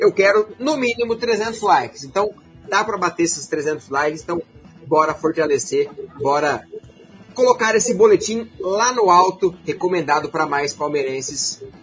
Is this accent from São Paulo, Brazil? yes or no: no; Paraná, Brazil; sou daqui do norte do Paraná também, representa bem os pé vermelho.